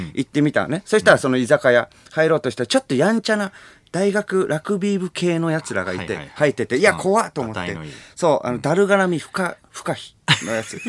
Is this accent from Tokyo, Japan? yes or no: yes; Tokyo, Japan; 地元が東京なわけでさ